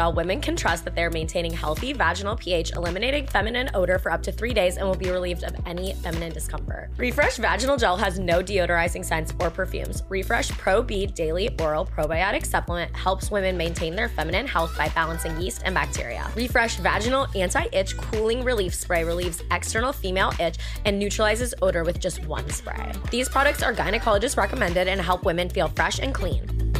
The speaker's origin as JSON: {"language": "English", "region": "Virginia", "country": "United States", "said": "Well, you know what? I am a redneck. I'm from Virginia."}